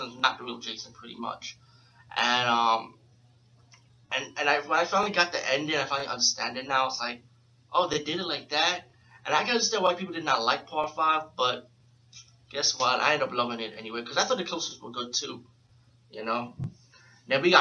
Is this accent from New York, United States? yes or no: yes; New York City, New York, United States; being from New York City, I'm from the Bronx, but being from New York